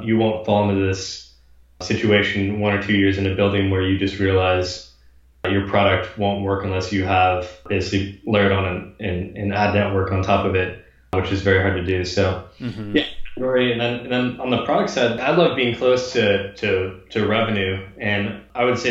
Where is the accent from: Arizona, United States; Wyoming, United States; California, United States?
California, United States; Bay Area; also born or lived in Kansas City / Los Angeles; growing up in the Bay Area